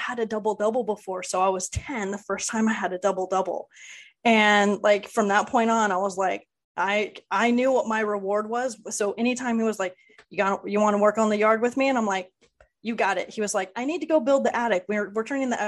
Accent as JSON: {"language": "English", "region": "Southern California", "country": "United States", "said": "being from Southern California, I grew up on In-N-Out"}